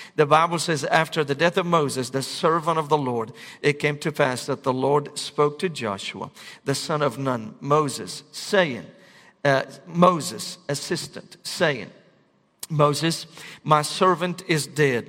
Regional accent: Damascus, Damascus Governorate, Syria; moved away; I was born and raised in Damascus, Syria.

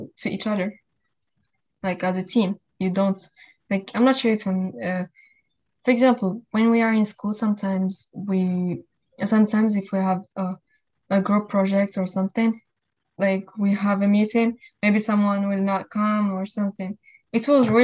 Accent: Morocco; moved away as an adult; now in United States; I'm originally from Morocco. I came at the age of 18

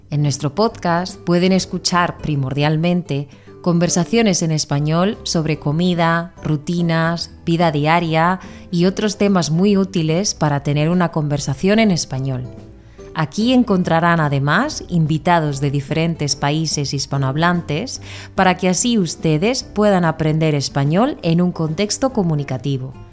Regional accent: Spain; de España

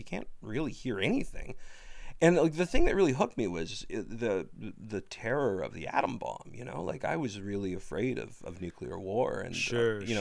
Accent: Ottawa, Ontario, Canada; I grew up near Tunney's Pasture in Ottawa

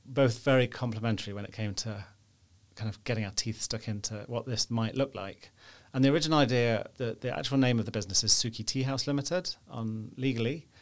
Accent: Nottingham, East Midlands, United Kingdom; moved away as an adult; now in Belfast, United Kingdom; I'm from the Midlands in England, from Nottingham

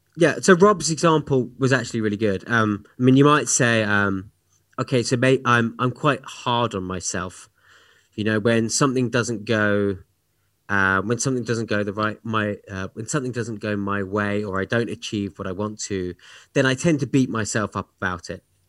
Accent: United Kingdom; moved away; my home country of the U K

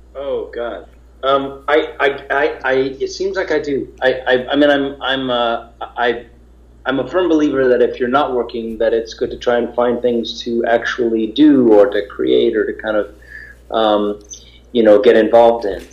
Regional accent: New York, United States; I grew up in New York

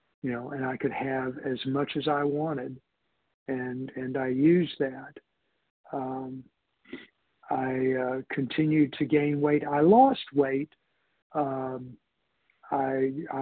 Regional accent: Houston, Texas, United States; I grew up in Houston, it was hot there

